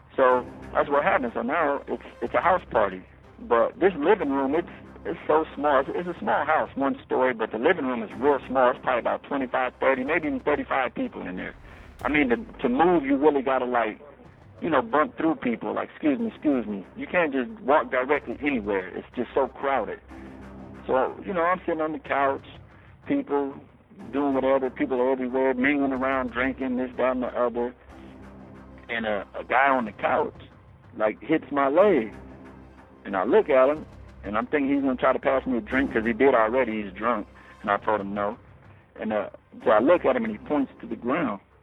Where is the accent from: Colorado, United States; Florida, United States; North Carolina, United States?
Colorado, United States; Denver; now in Michigan, United States; I come from Denver, Colorado, and uh, I'm white. I grew up in a black neighborhood